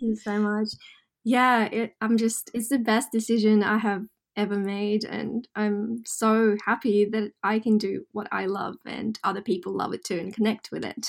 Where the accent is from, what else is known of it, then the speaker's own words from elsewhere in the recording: Russia; now in Australia; I grew up in Russia, um I consider Australia home.